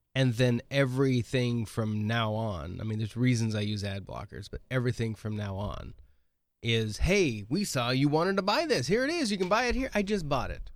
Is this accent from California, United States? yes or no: no; Oregon, United States; moved away; When I grew up in Oregon